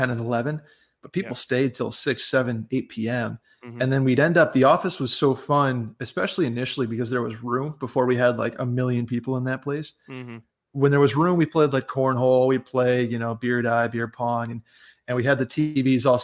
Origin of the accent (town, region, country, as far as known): upstate New York, United States